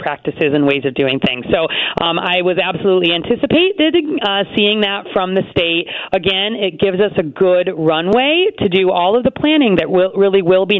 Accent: Chicago, Illinois, United States; I'm a Chicagoan

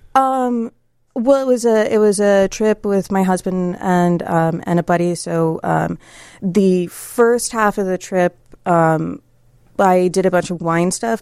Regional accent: Columbus, Ohio, United States; I grew up in Columbus, Ohio

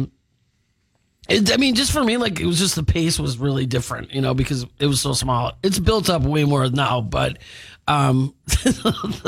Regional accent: Milwaukee, Wisconsin, United States; moved away as an adult; also born or lived in Winona, Minnesota; I was from Milwaukee

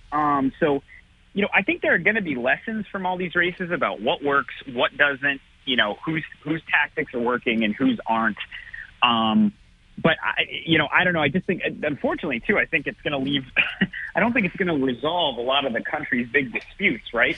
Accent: Attleboro, Massachusetts, United States; now in Rhode Island, United States; Attleboro, smallest of the four cities. Um, you know, it's my hometown.

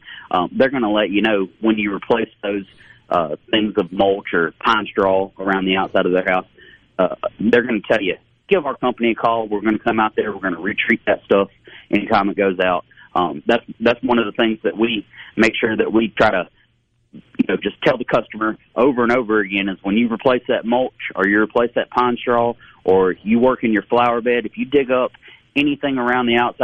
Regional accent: Wilmer, Alabama, United States; moved away; I grew up in Wilmer, Alabama.

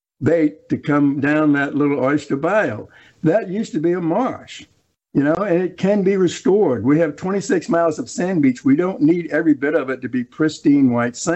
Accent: Biloxi, Mississippi, United States; I grew up in Holly Street in East Biloxi

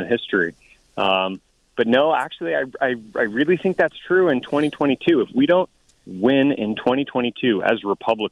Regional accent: Tucson, Arizona, United States; also born or lived in Colorado; I grew up here in Tucson and in the foothills

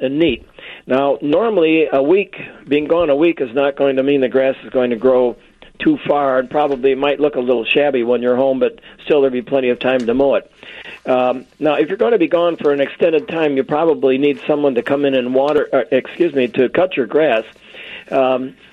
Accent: Chicago, Illinois, United States; when I was a kid, I grew up here in Chicago 75 years ago

